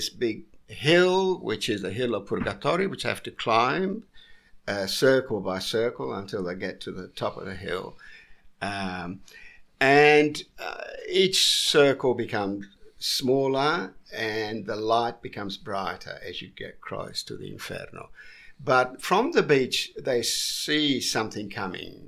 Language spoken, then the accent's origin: English; Sicily, Italy; I come from the south. I come from Sicily.